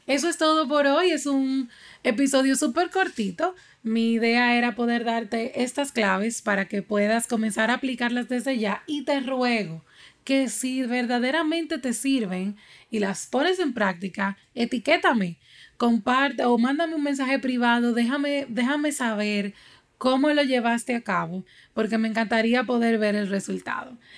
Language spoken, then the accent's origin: Spanish; Dominican Republic; aquí en mi país, República Dominicana